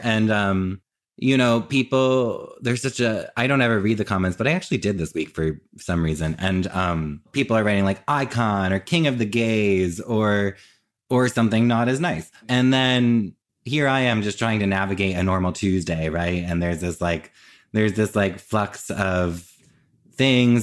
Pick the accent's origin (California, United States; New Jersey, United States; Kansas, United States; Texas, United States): New Jersey, United States; now in New York, United States; I grew up in Jersey and I currently live in New York and I've always lived in New York or New Jersey